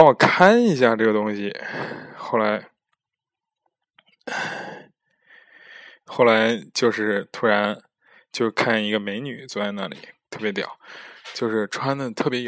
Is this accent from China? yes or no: yes; China; now in Netherlands; 我就说我是中国人，但是在荷兰留学，其实有假期，然后出来玩儿